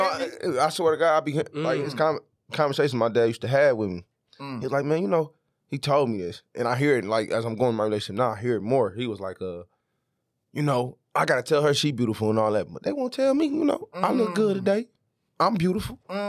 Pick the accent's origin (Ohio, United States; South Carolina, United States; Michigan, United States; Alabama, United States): Michigan, United States; Detroit; I'm from Detroit